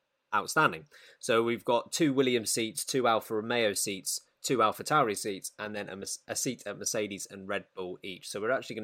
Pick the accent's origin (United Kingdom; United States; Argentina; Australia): United Kingdom; We're British